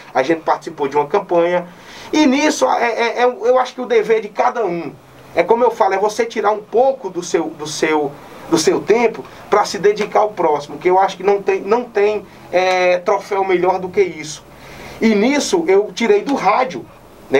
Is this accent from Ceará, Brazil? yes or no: yes; Nova Olinda, Ceará, Brazil; also born or lived in São Paulo; vou voltar para minha terra. Quando retorno para Nova Olinda